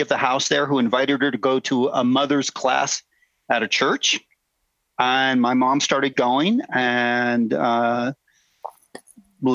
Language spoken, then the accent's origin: English; Glendale, California, United States; I grew up in Glendale, California